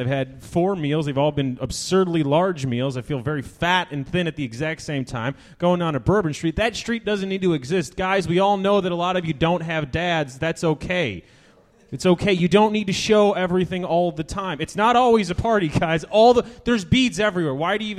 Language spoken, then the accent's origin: English; Washington, District of Columbia, United States; I come from Washington, D.C. There's nothing good about the comedy scene there other than the comics.